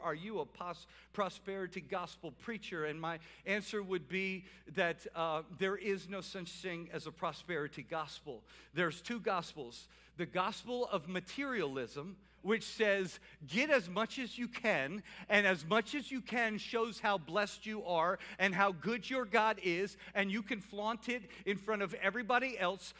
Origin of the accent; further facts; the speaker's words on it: New Orleans, Louisiana, United States; now in Salisbury, United States; I'm from New Orleans